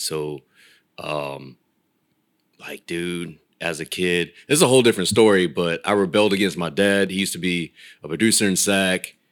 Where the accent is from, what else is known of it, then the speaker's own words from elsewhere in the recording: Folsom, California, United States; moved away as an adult; also born or lived in Rancho Cordova, California; now in Los Angeles, United States; So I'm Sacramento County. Uh, I was Rancho, and then spent the most of my the rest of my uh, teenage and adult life in Folsom before I moved out to uh